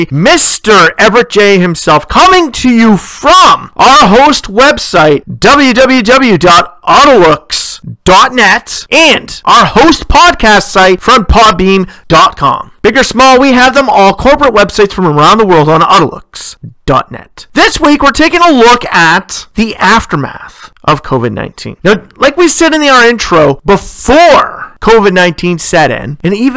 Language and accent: English; Ontario, Canada; my home province of Ontario, whereas in my hometown